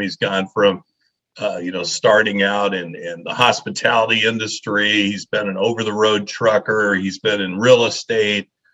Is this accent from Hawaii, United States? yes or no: no; Leadville, Colorado, United States; I grew up in Colorado. I grew up in this little mining town called Leadville, Colorado